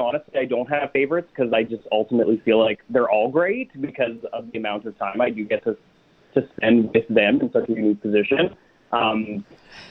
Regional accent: Winnipeg, Manitoba, Canada; I'm from Winnipeg, so I'm flying home tomorrow

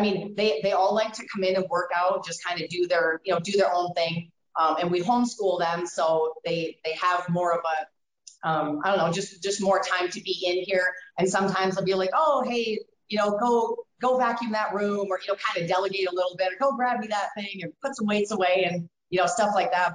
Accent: Wisconsin, United States; moved away as an adult; now in Colorado, United States; I came from Wisconsin

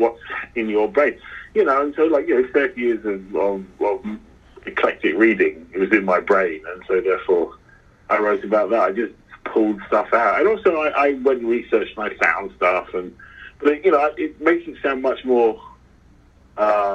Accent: London, United Kingdom; I'm a Londoner

